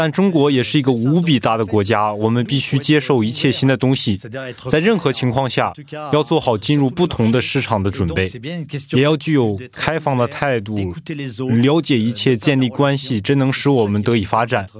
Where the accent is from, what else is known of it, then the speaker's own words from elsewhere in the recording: France; Chinese is a second language; 我们法国人喜欢按程序做事，我们从一到二，二到三，但在中国完全不一样。